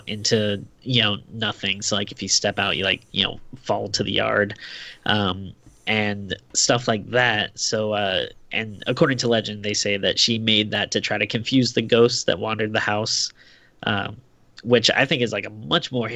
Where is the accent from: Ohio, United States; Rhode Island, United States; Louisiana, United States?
Rhode Island, United States; now in California, United States; I grew up in Rhode Island, the smallest state.